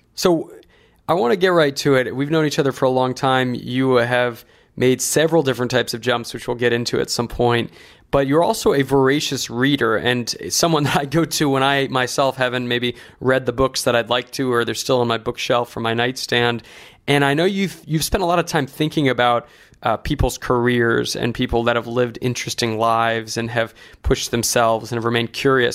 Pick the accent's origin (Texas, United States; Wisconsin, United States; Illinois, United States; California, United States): California, United States; Santa Barbara; when I was growing up in Santa Barbara